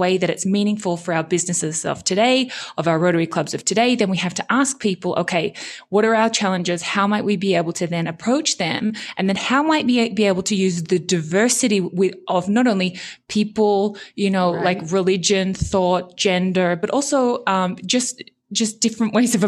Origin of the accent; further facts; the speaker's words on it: Australia; accent: German twang; also born or lived in Japan / Germany; So I'm originally Australian. But I did spend a lot of kind of my university years kind of growing up in Japan. And then I spent 8 years in Germany.